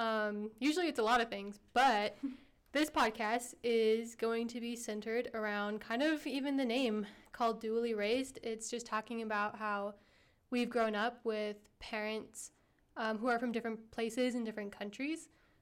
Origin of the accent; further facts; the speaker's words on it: Canada; I am not from the U.S., but I'm from Canada, so kind of just similar lifestyle growing up in North America. But my parents, our ethnicity is Armenian